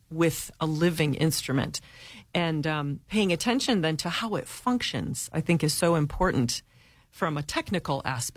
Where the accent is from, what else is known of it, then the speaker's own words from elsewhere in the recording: United States; English-speaking, lazy, I think, Americans